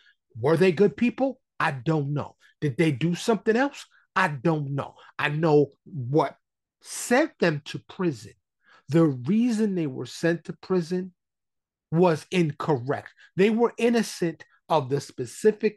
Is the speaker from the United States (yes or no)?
yes; New York City, New York, United States; born and raised in New York City, right? My high school in the Bronx